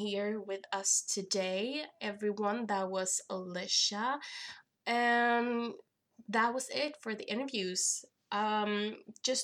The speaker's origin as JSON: {"language": "English", "country": "Sweden", "said": "I am from Sweden"}